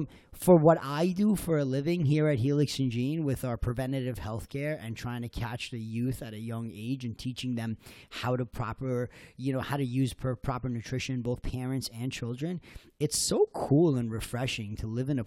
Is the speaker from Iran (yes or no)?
yes; Iran; now in Sea Cliff, United States; I'm originally from Iran